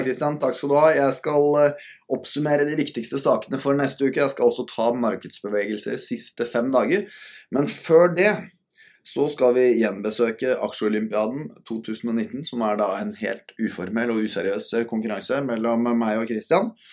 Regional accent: Norway; som min fornuftige nordmann som er

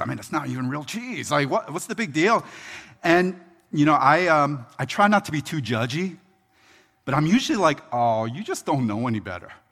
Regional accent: Philadelphia, Pennsylvania, United States; now in Baltimore, United States; It's home to me, but I'm originally from Philly.

